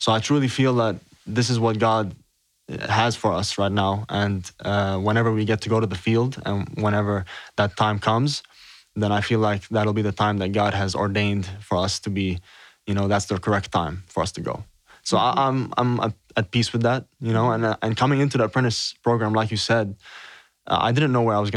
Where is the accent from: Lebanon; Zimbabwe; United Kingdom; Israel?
Lebanon; Beirut, Beirut Governorate; I'm from Beirut, Lebanon